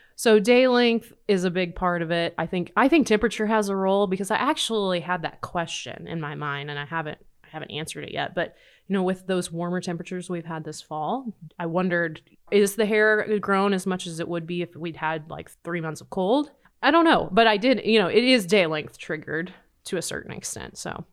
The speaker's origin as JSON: {"language": "English", "region": "Nebraska", "country": "United States", "tie": "born or raised there", "said": "Growing up in Nebraska"}